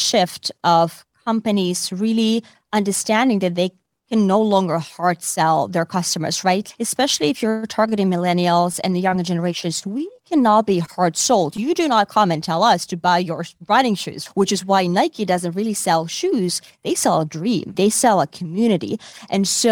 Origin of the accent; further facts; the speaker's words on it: Finland; moved away as an adult; also born or lived in Asia; now in New York, United States; I'm originally from Finland